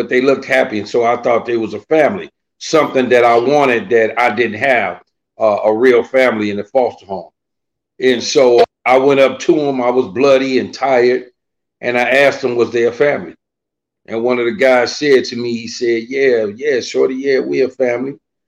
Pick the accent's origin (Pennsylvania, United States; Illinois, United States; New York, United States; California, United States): Illinois, United States; Chicago; Well, you know, Chicago is a huge place. And Chicago also has different suburbs surrounding it. Me personally, I was raised in a foster home.